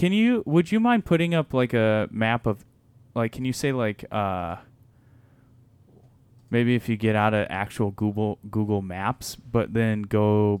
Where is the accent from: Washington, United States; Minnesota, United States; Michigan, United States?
Michigan, United States; Because I'm from Michigan.